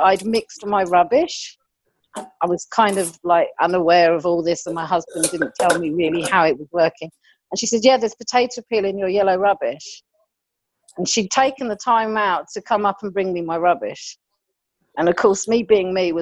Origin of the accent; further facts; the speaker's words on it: London, United Kingdom; moved away as an adult; also born or lived in Brighton; now in Germany; I was brought up in London and I went to Brighton